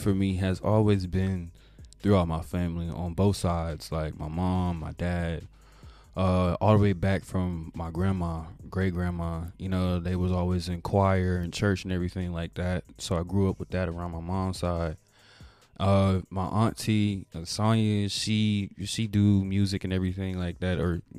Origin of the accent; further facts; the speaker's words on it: Woodbridge, Virginia, United States; also born or lived in Tampa, Florida; I'm originally from Tampa, Florida. I was born in Hillsborough County, Florida. But I moved up to VA, kinda like lived most of my life out of Virginia, Woodbridge mm-hmm. area.